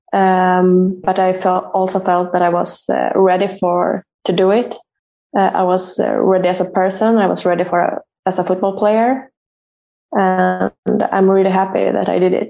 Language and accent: English; Uppsala, Uppsala County, Sweden; moved away as an adult; moved back to my hometown uh, and played for Uppsala